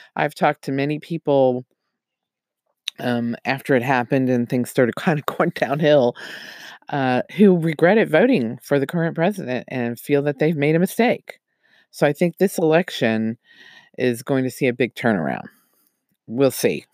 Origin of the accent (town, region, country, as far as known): United States